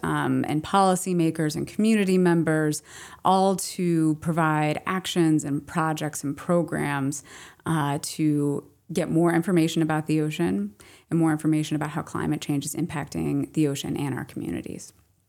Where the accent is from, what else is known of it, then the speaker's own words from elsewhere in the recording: Ohio, United States; I grew up in Ohio. I went to outdoor education camp